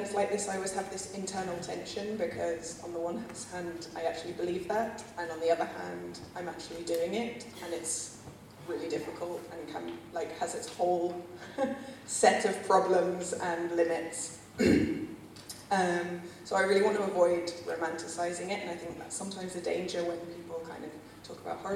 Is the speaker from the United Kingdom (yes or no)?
yes; London, United Kingdom; moved away as an adult; now in Barcelona, Spain; I'm originally from London, in case you're all wondering about the accent, but I've been in Barcelona for 10 years